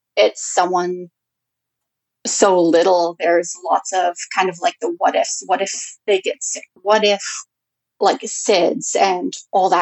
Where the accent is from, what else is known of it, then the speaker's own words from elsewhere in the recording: Prince George, British Columbia, Canada; I was born and raised in Prince George.